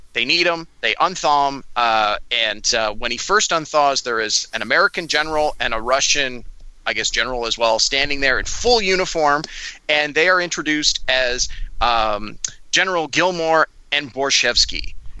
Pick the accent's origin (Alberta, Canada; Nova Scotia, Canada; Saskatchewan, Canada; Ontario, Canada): Ontario, Canada; Toronto; He is also from my hometown of Toronto